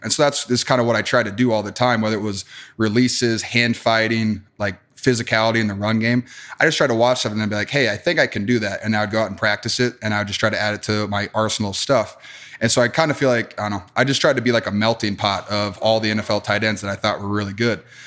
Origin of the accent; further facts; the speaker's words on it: Wisconsin, United States; moved away; also born or lived in Iowa; growing up in Wisconsin